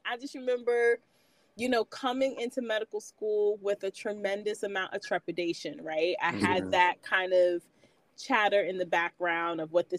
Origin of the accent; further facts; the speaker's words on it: New York City, New York, United States; moved away as an adult; also born or lived in Nashville, Tennessee / Cincinnati, Ohio; I'm originally from New York. I'm from Queens, born and raised.